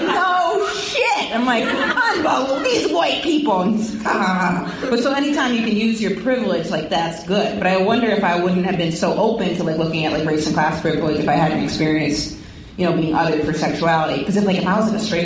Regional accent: Maine, United States; moved away; I come from Maine, you know, it was basically all white

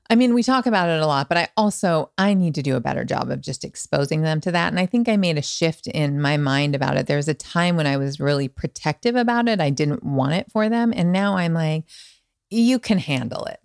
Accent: Montana, United States; also born or lived in Manhattan Beach / West Hollywood; now in Los Angeles, United States; I'm from Montana

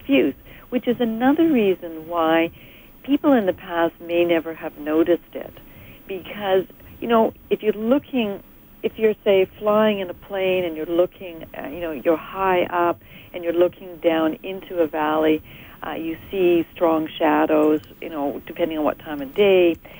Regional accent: Edmonton, Alberta, Canada; Edmonton's my hometown.

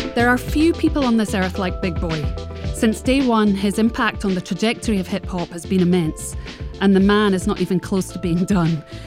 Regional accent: Scotland, United Kingdom; I am a Scottish redhead

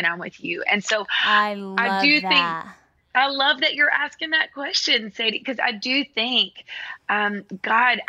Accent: Nashville, Tennessee, United States; I grew up in Nashville

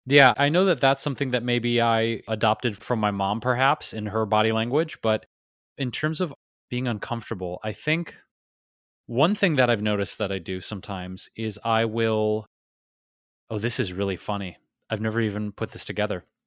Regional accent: Detroit, Michigan, United States; being where I'm from, Detroit

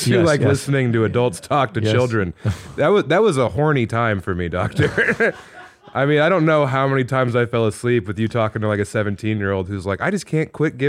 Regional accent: Eastern Colorado, United States; I was in Colorado. I grew up in Eastern Colorado.

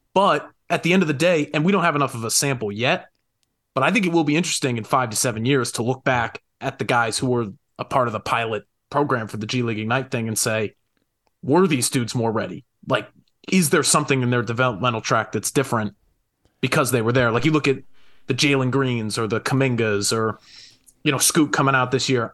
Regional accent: Connecticut, United States; I was from Connecticut.

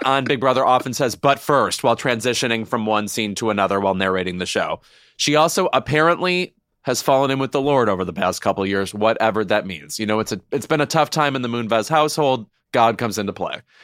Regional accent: Joliet area, Illinois, United States; They shot that all around my hometown.

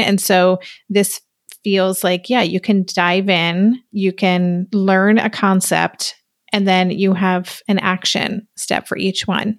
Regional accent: New York, United States; as a New Yorker

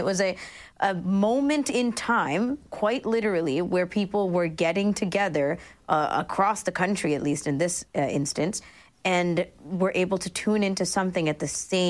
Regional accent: Toronto, Ontario, Canada; Not where I grew up in Scarborough.

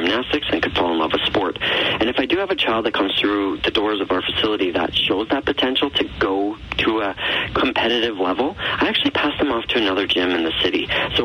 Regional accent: Calgary, Alberta, Canada; I'm a Calgary boy

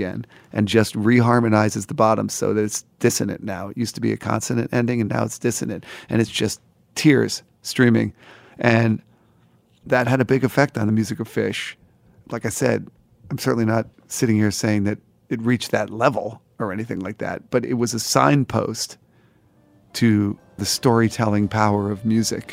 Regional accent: New Jersey, United States; now in New York, United States; I grew up in New Jersey

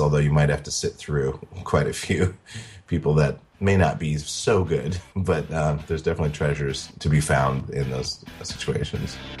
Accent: Montana, United States; now in New York City, United States; I grew up in Montana

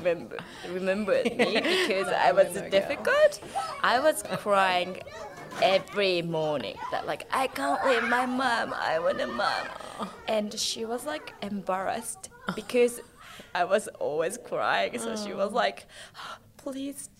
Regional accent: Saga, Japan; English is a second language; moved away as an adult; now in Australia; I'm from Saga, where nobody knows.

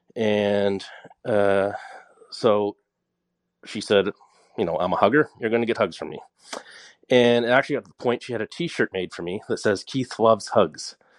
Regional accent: Nova Scotia, Canada; I'm from Nova Scotia

